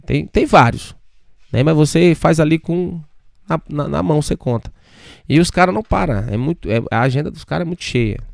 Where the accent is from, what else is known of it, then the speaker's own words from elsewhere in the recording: Davinópolis, Maranhão, Brazil; also born or lived in Imperatriz, Maranhão / Búzios; now in Arujá, Brazil; Eu sou de, eu nasci em Imperatriz e fui criado numa cidade chamada Davinópolis, né? Um interiorzinho ali, próximo de Imperatriz.